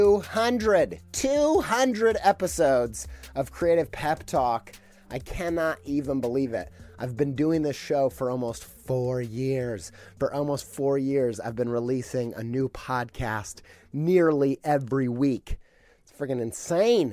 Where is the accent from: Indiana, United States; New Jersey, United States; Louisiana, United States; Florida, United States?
Indiana, United States; Columbus; now in Columbus, Ohio, United States; I'm from Columbus, Indiana. I was born near there, and I spent many formative years living in Columbus, Indiana